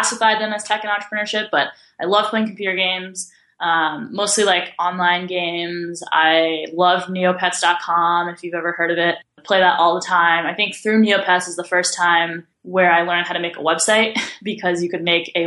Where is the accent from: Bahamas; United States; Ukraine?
United States; Shrewsbury, Massachusetts; moved away as an adult; also born or lived in Bay Area, California; I grew up in a town in Massachusetts called Shrewsbury